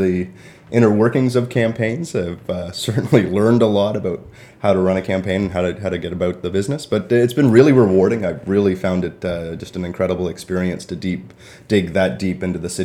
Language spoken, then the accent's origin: English; Toronto, Ontario, Canada; now in Peterborough, Canada; I grew up in Toronto, and Toronto's a city of neighborhoods